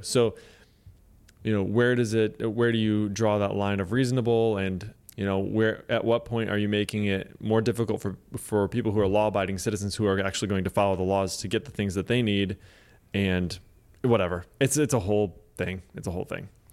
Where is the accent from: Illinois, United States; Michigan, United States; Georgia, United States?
Michigan, United States; I grew up in Michigan